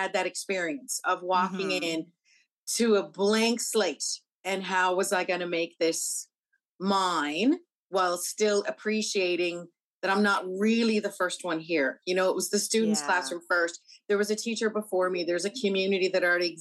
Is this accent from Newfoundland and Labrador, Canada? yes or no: yes; Newfoundland and Labrador, Canada; the teacher in me just as much as the Newfoundlander.